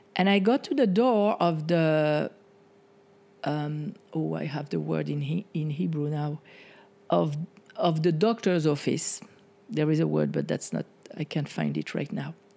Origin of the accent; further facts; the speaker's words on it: France; moved away; the way that I was conditioned growing up in France